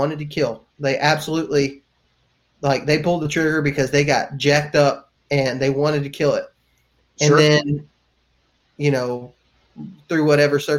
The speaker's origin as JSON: {"language": "English", "region": "Texas and Alabama", "country": "United States", "tie": "born or raised there"}